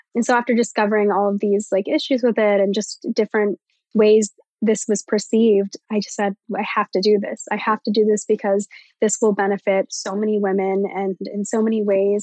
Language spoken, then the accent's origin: English; Virginia, United States; I'm from Virginia.